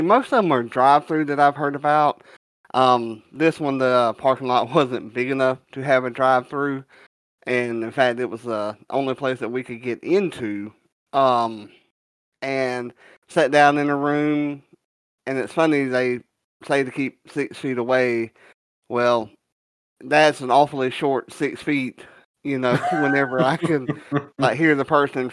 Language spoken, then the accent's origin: English; the South, United States; being a Southerner